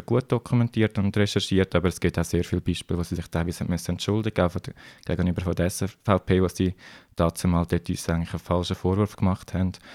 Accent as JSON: {"language": "German", "country": "Switzerland", "said": "bei uns in der Schweiz"}